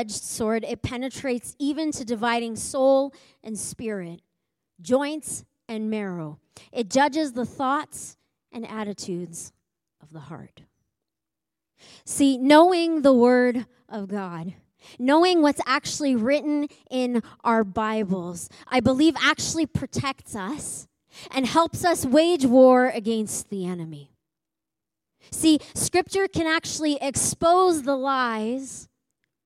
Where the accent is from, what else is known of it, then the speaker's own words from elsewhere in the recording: Edmonton, Alberta, Canada; I grew up in Edmonton